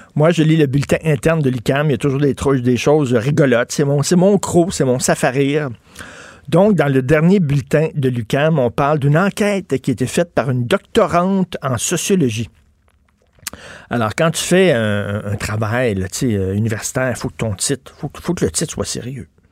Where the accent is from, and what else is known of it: Quebec, Canada